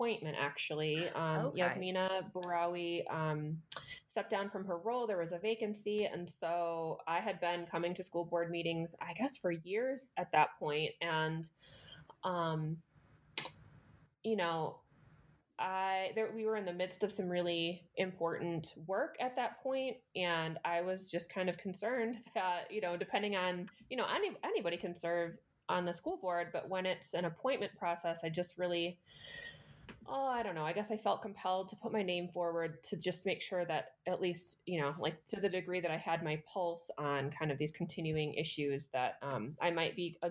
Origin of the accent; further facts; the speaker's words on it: Minnesota, United States; now in East Lansing, United States; I grew up in Minnesota in a district that was very similar to East Lansing